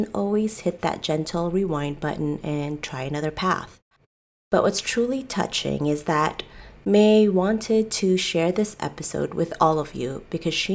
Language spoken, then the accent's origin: English; United States; I'm a Filipino-American entrepreneur